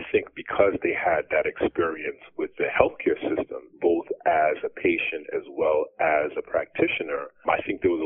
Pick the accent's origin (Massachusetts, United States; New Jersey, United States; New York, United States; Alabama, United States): New York, United States; Long Island; I came back to my hometown in Long Island, New York